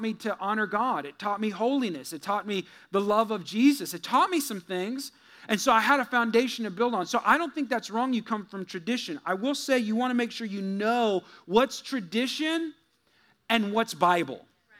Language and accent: English; California, United States; moved away as an adult; also born or lived in Missouri; I'm from there. I'm born there. I'm a Californian